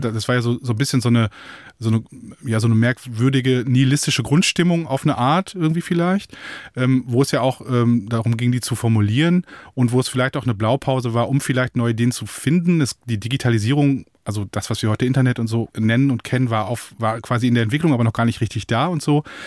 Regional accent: Münsterland, North Rhine-Westphalia, Germany; first language German; da wurde man so reingeworfen in der erzkatholischen Enklave des Münsterlands

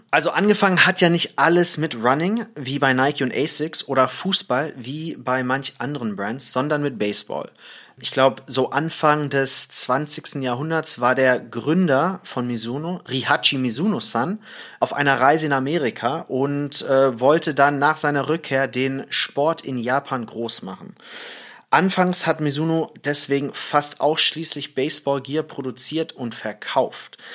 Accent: Thailand; Naja, ich bin ja in, äh, im Ausland aufgewachsen, in Thailand

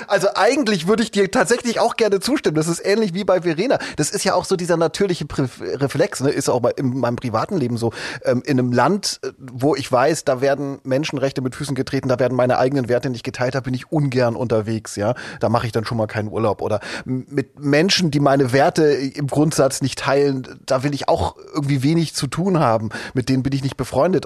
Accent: East Germany, Germany; Ich bin ja in der DDR aufgewachsen, die ersten zehn Jahre meines Lebens.

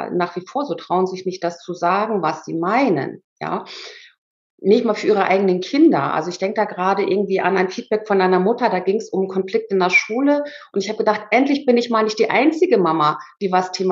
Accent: Germany; born there; ich war ja auch gar keine Ausländerin, ich bin ja in Deutschland geboren

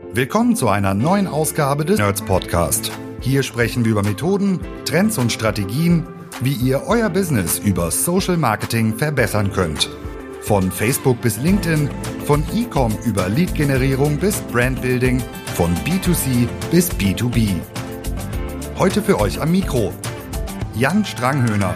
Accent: Rhineland, Germany; als Rheinländer

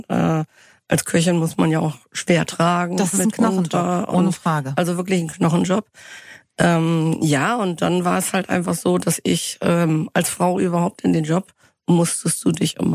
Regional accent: Northern Germany, Germany; ich komme aus Norddeutschland, mhm. bei Bremen

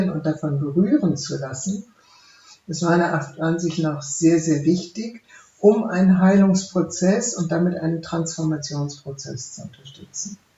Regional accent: West Germany, Germany; ich habe das geschrieben als eine Deutsche, die im Westen aufgewachsen ist

